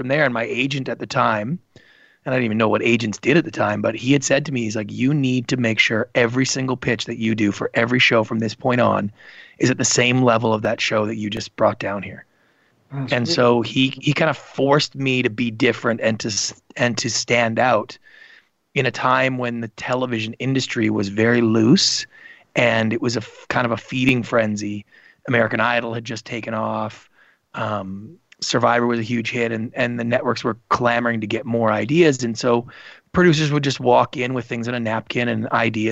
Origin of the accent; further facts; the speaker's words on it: Canada; I grew up in Canada